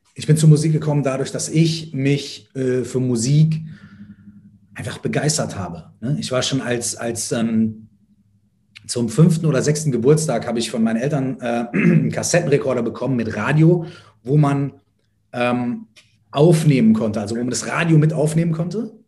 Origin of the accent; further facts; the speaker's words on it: Minden, North Rhine-Westphalia, Germany; habe ich mit 13, 14 äh, meinen ersten Auftritt gehabt auf dem Stadtfest bei uns in Minden